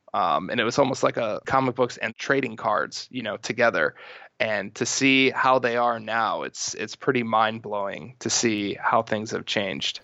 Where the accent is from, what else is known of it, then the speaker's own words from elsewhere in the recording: Milwaukee, Wisconsin, United States; now in Santa Monica, United States; I grew up in Milwaukee